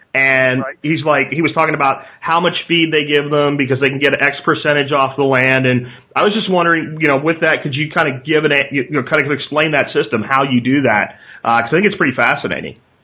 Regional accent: Pennsylvania, United States; born or raised there

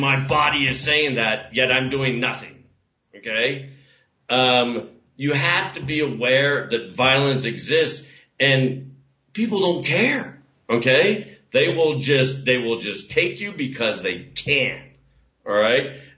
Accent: Parris Island, South Carolina, United States; I was born on Parris Island on Fourth of July weekend in 1968 and grew up under a damn DI. Now, I mean, the last time I was back in America, which was years ago

